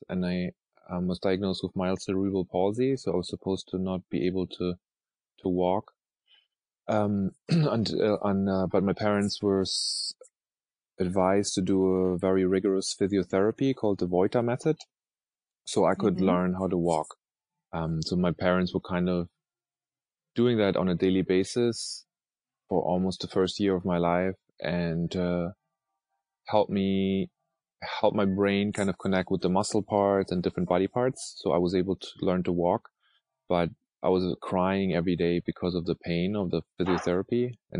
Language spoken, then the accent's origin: English; Germany; English is a second language; also born or lived in Norway; I grew up in Norway and Germany and was born close to Hamburg, and actually grew up in tiny little villages of 200 to 300 people. So very rural.